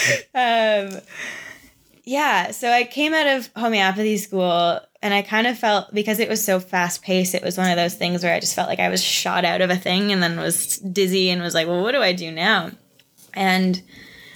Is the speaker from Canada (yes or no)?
yes; near London, Ontario, Canada; also born or lived in Toronto; I ended up moving back closer to my hometown. So I moved back to London area